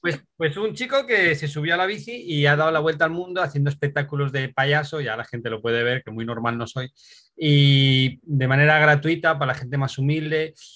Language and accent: Spanish; Asturias, Spain; moved away as an adult; Soy de Asturias